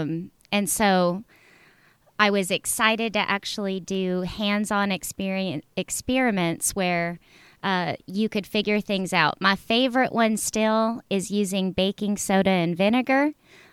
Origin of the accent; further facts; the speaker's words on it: California, United States; moved away; growing up in California, I lived close to the beach